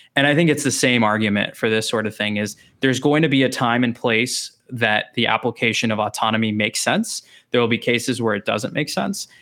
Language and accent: English; Texas, United States; also born or lived in Chicago; I grew up in Texas.